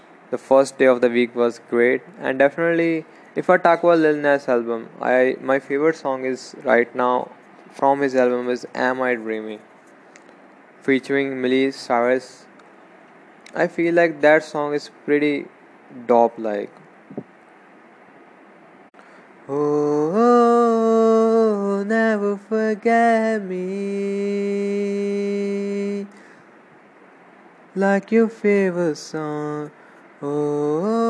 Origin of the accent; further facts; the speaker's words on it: Punjab, India; I'm from Punjab